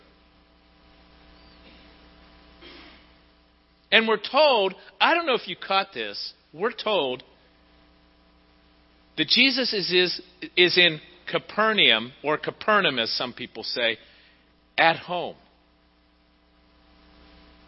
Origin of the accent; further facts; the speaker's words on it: Pittsburgh, Pennsylvania, United States; moved away; going home to Pittsburgh. It's not my home anymore. It hasn't been my home for almost 30 years. It's my hometown. It's where I was born